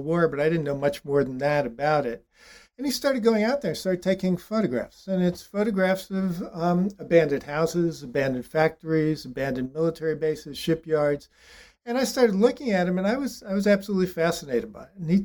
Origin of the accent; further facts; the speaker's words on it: Los Angeles, California, United States; also born or lived in New York / Tarzana / Woodland Hills / Orange County; I grew up in Los Angeles, and even though I was born in New York